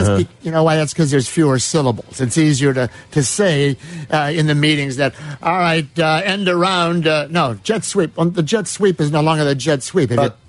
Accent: La Grange, Illinois, United States; from good old Lyons Township High School, LaGrange.

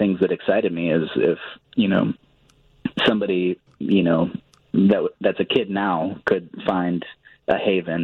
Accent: Hillsboro, Illinois, United States; also born or lived in Denver; open a studio in downtown Hillsborough.

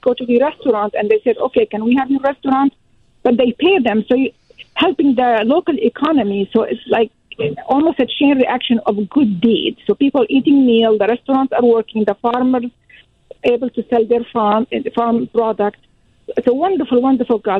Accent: Syria; moved away as an adult; also born or lived in Washington, D.C., United States; now in Sioux Falls, United States; I am an immigrant. I came from Syria. I went to school in America

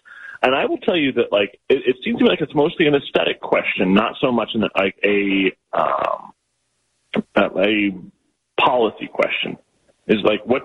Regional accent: Florida, United States; now in Oregon, United States; my home state, Florida

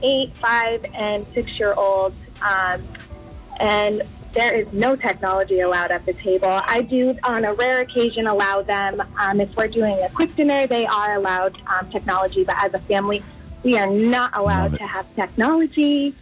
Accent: Rochester, New Hampshire, United States; I'm from Rochester

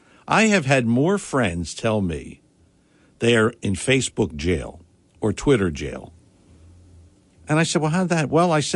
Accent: Philadelphia, Pennsylvania, United States; I grew up in Philadelphia

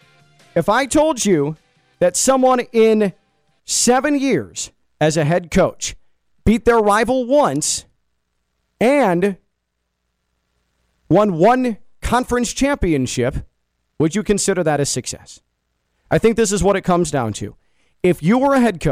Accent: Big Ten country, Midwest, United States; moved away; I grew up in Big Ten country.

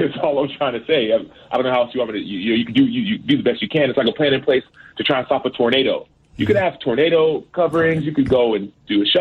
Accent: Dallas, Texas, United States; the school that I went to in first and second grade, it was in a predominantly black neighborhood in South Oak Cliff in Dallas

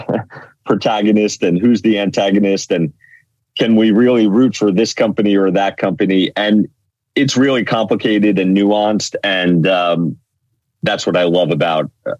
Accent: New York City, New York, United States; moved away as an adult; also born or lived in northern New Jersey; now in New Jersey, United States; I grew up in New York, the fifth and forgotten borough of Staten Island

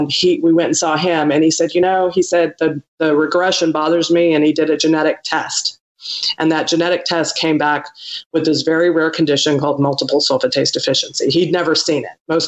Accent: Missoula, Montana, United States; moved away as an adult; now in Coastal Mississippi, United States; I grew up just outside of Missoula

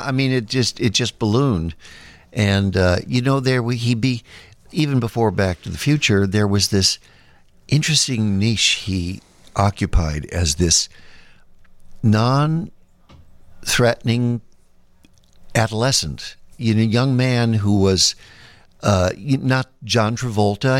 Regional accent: Chicago, Illinois, United States; born or raised there; moved away

